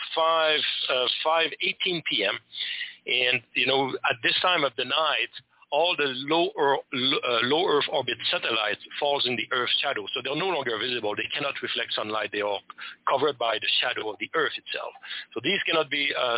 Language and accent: English; Quebec, Canada; first language French; English is a second language; I'm from Quebec, Canada.